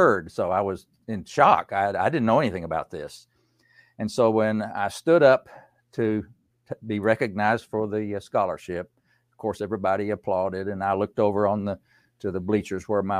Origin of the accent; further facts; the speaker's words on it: Unicoi County, East Tennessee, United States; I grew up in East Tennessee in a very poor part of the country in Unicoi County